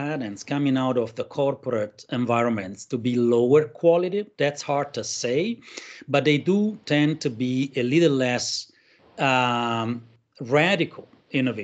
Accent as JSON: {"language": "English", "country": "Italy", "moved": "yes", "lives_now": "Berlin, Germany", "said": "I'm Italian, but I live in Berlin."}